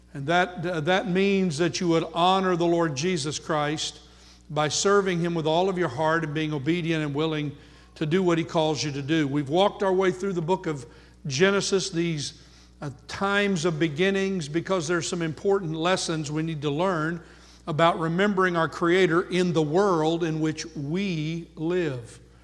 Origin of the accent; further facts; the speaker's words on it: United States; first language English; Born here, most of us in the United States of America